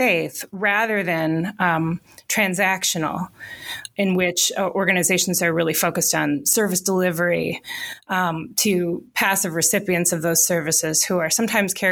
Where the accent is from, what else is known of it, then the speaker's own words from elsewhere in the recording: Pewaukee, Wisconsin, United States; also born or lived in Southern California; So I grew up in the next county over in Waukesha County. In a what was then a rural town called Pewaukee